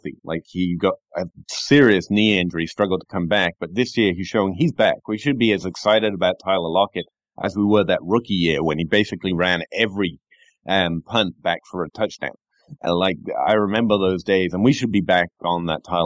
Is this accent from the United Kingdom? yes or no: yes; England, United Kingdom; moved away; I'm English here